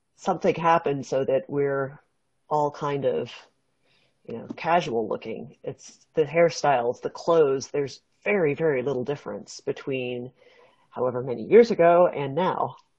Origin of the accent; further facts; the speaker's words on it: West Coast, California, United States; growing up on the West Coast